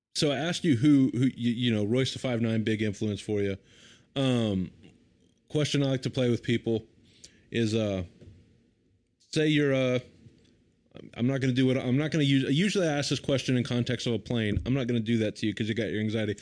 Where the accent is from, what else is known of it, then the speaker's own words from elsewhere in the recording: the American South, United States; a Southerner